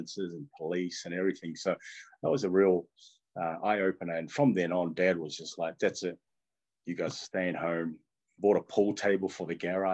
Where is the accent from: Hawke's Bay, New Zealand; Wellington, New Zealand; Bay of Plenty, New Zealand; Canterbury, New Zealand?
Wellington, New Zealand; first language Tongan; English is a second language; also born or lived in Tonga / Nomuka, Ha'apai, Tonga; that was 20 years growing up in Wellington.